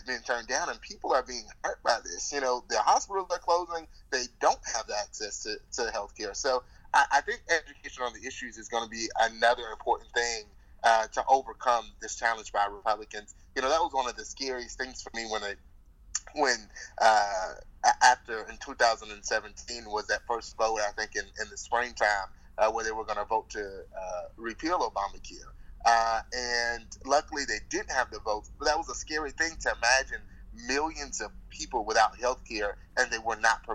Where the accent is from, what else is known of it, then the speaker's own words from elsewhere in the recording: Alabama, United States; here in my home state